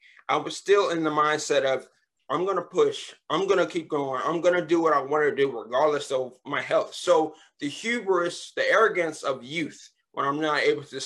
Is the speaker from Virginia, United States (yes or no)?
yes; Richmond, Virginia, United States; now in Upper Marlboro, United States; I was born in Richmond, Virginia